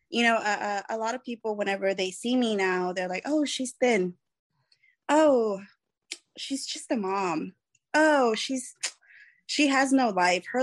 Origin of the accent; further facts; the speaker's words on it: Mexico; I consider myself Mexican. Um, my father is a uh, Colombian, but I just consider myself Mexican as my mother raised me as a single mother before she remarried.